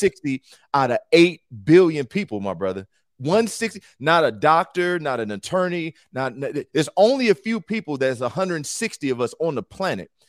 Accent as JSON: {"language": "English", "town": "Cleveland", "region": "Ohio", "country": "United States", "said": "I'm from Cleveland"}